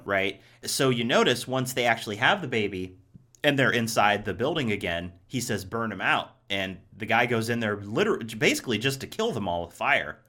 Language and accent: English; Ohio, United States; now in Los Angeles, United States; I grew up in Ohio, too